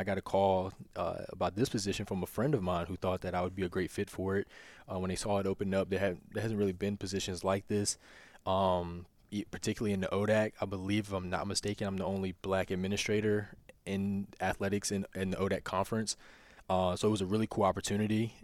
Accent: near Lynchburg, Virginia, United States; now in Winchester, United States; I'm from the country. Like, I grew up in Evanston. I just tell people I'm from Lib, I'm from Lynchburg

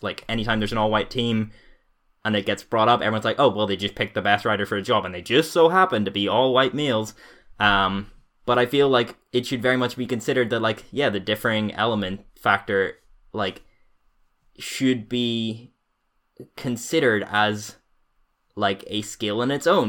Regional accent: Northern Ireland, United Kingdom; growing up in Northern Ireland

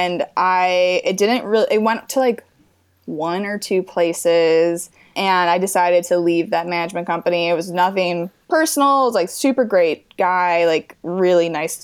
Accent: Midwest, United States; moved away as an adult; now in Los Angeles, United States; I'm from the Midwest and I just missed my home and my family and all my like friends from back home.

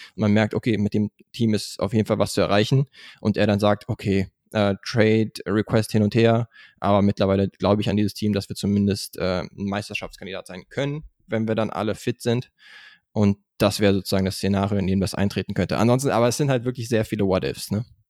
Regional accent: Germany; wir als Deutsche

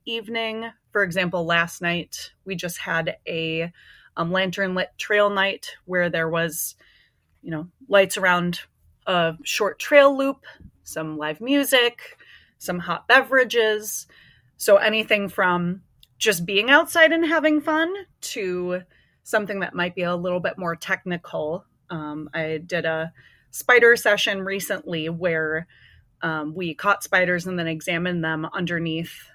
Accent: Minnesota, United States; I grew up in Minnesota, um, been here most of my life

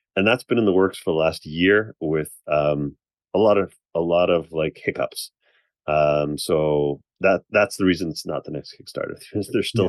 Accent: Canada; I'm Canadian

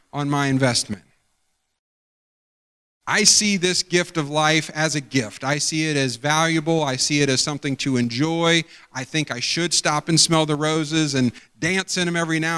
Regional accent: outside of Pickerington, Ohio, United States; I grew up outside of Pickerington

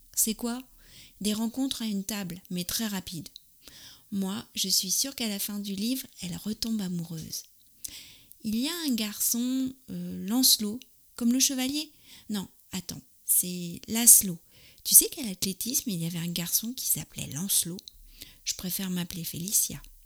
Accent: France; je suis française, j'habite près de Paris

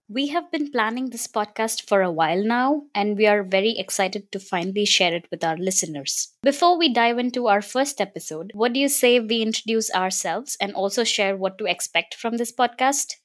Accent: India; I'm also from India.

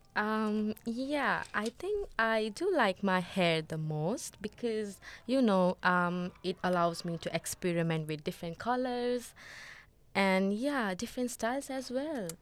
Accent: Nepal; now in Australia; I'm also from Nepal

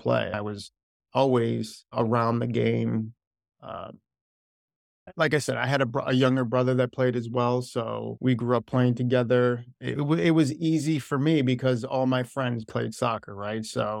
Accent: Wethersfield, Connecticut, United States; Yeah, I'm from Wethersfield, Connecticut.

